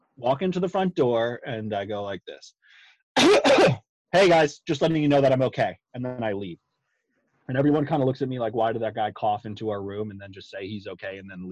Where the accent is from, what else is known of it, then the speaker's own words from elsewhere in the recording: Long Island, New York, United States; moved away as an adult; also born or lived in North Carolina / Virginia; now in Georgia, United States; I'm a full-blown Yankee, born and raised on Long Island